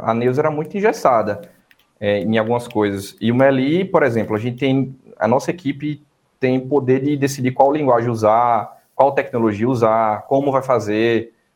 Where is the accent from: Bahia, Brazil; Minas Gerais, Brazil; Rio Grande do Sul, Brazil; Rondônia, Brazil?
Bahia, Brazil; Irecê; moved away; also born or lived in Paraíba; vindo de Irecê, interior da Bahia, cidadezinha pequena, uns 70 mil habitantes